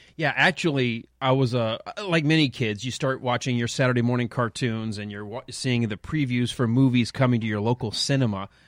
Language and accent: English; Detroit, Michigan, United States; Growing up in Detroit